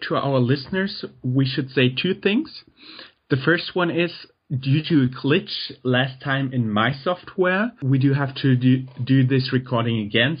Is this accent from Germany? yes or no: yes; Germany; English is a second language; because you're German, I'm German.